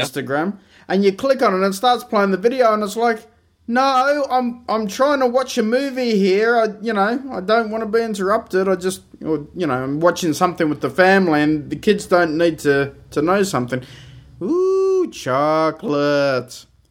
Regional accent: Australia; being an Australian

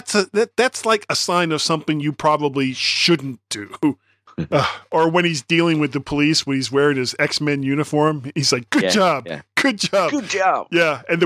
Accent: the South, United States; I'm from the South. I'm a product of the South. Even though my parents were from the North, I am a product of my environment. I grew up in the South.

